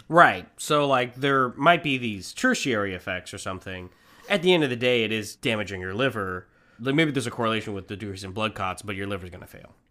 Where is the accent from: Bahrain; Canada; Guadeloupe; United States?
United States; Manhattan Beach, California; every mother that we grew up around in Manhattan Beach